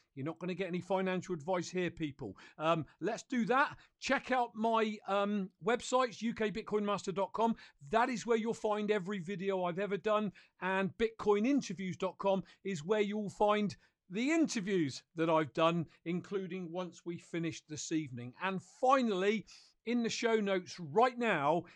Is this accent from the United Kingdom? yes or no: yes; United Kingdom; I'm a Brit